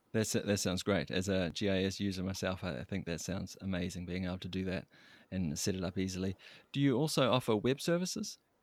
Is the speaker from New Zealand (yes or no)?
yes; New Zealand; moved away; I'm from New Zealand, as you might have guessed from my accent